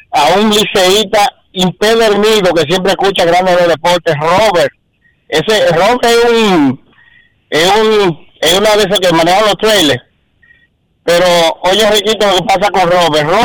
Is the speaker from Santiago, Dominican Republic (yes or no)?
yes; Santiago de los Caballeros, Santiago, Dominican Republic; now in Boston, United States; somos de Santiago